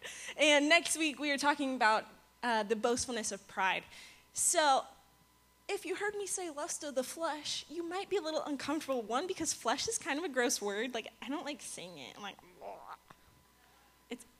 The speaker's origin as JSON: {"language": "English", "region": "Virginia", "country": "United States", "moved": "as an adult", "lives_now": "Florida, United States", "said": "I'm not from Florida. I'm from Virginia."}